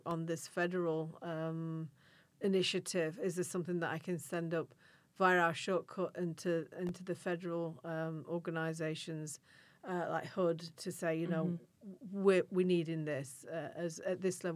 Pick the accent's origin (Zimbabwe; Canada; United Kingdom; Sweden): United Kingdom; Yorkshire and the Humber; moved away; in Yorkshire, which is the region I come from